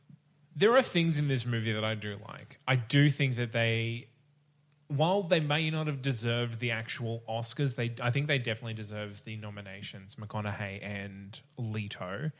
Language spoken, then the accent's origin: English; Australia; We are Australian as well